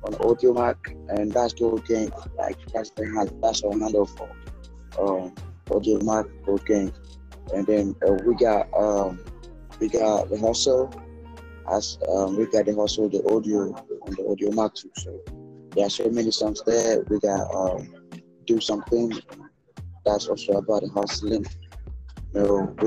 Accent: Bolgatanga, Upper East, Ghana; first language Kasem; English is a second language; now in Accra, Ghana; I'm from the Upper East of Ghana. I'm from the northern part.

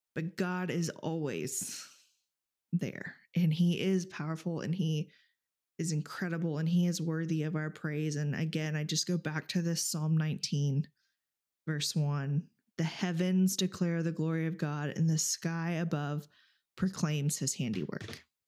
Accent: Texas, United States; now in Alaska, United States; growing up in Texas, even here in Alaska

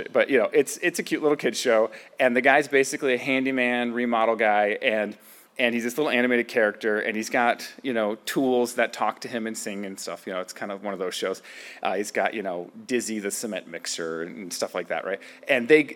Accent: United States; American Christians

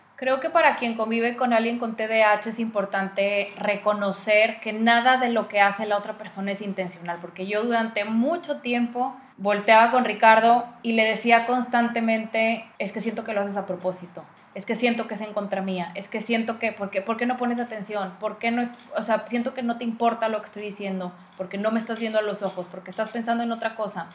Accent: Mexico; aún siendo mexicana

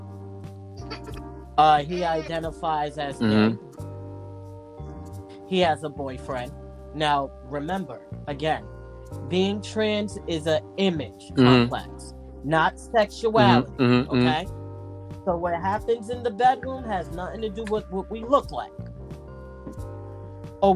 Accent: New York, United States; also born or lived in Boston; I'm born and raised in New York. I'm home. I didn't leave

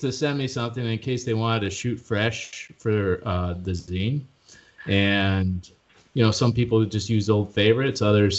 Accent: Chicago, Illinois, United States; moved away as an adult; now in Hawaii, United States; Originally from the Midwest, from Chicago, and yeah. We definitely drop our T's.

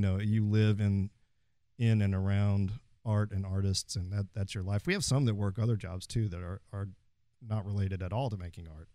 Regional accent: Fort Worth, Texas, United States; I am from Fort Worth, third generation on both sides.

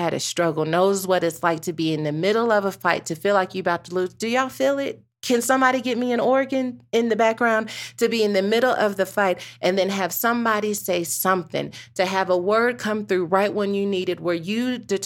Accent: United States; I'm a Black American

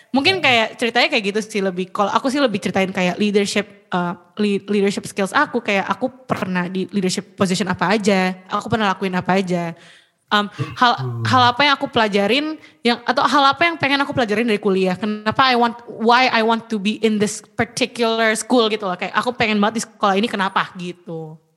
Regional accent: Indonesia; moved away as an adult; also born or lived in United States; iya gue orang Indo

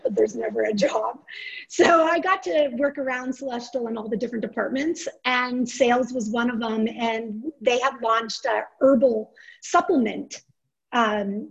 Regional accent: Boulder, Colorado, United States; I'm born and raised in Boulder, Colorado

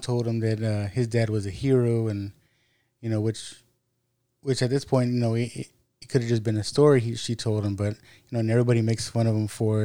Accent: United States

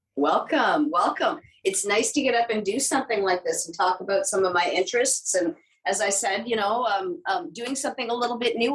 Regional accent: Ottawa, Ontario, Canada; I grew up in Ottawa.

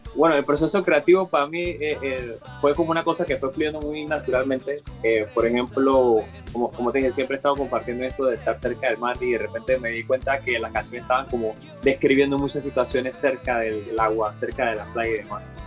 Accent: Panama; somos panameños

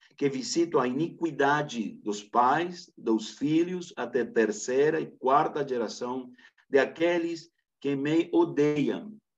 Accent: Camiri, Santa Cruz, Bolivia; Portuguese is a second language; eu sou de Santa Cruz, Bolívia, precisamente de uma localidade chamada Camiri

